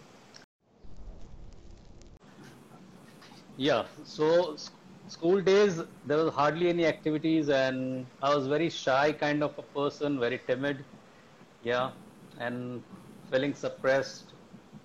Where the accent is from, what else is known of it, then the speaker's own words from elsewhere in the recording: Mumbai, Maharashtra, India; I'm born and brought up in Mumbai.